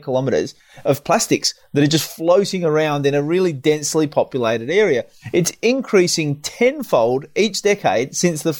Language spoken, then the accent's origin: English; South Australia, Australia; my home state, South Australia